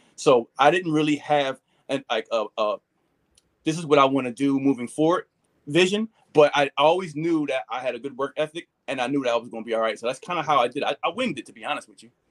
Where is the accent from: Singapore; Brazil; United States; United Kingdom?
United States; Philadelphia, Pennsylvania; we moved from North Philly when I was young to the Northeast. Um, so pretty much that's where I grew up at was in the uh, far Northeast